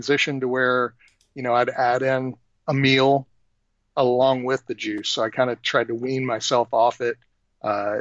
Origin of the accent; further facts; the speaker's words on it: Texas, United States; moved away; I'm originally from Texas, just a Southern boy